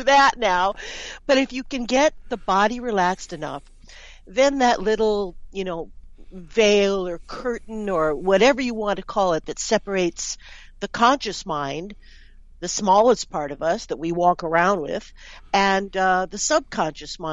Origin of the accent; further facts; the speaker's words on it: New York City, New York, United States; moved away as an adult; now in Canada; I'm from New York City